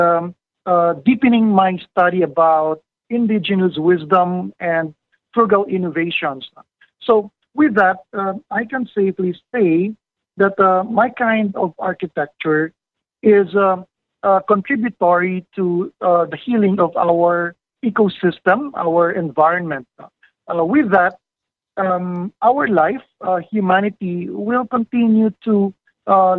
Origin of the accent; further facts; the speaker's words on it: Manila, Metro Manila, Philippines; I grew up in Manila for almost half of my life. I was raised there in the city